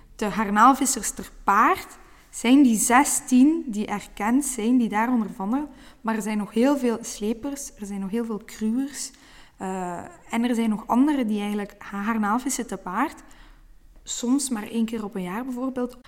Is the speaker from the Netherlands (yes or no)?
no; Brussels, Brussels-Capital Region, Belgium; moved away as an adult; now in Oostduinkerke, Belgium; geboren in Brussel, maar nu al acht jaar wonende in Oostduinkerke